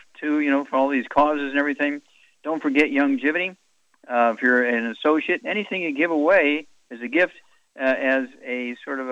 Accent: Missouri, United States; I grew up in Missouri, so I know about Southern fried cooking

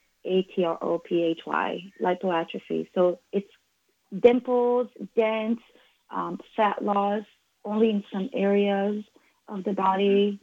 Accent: Israel; moved away; My parents, both of them smoked in the house forever since we were children growing up in Israel.

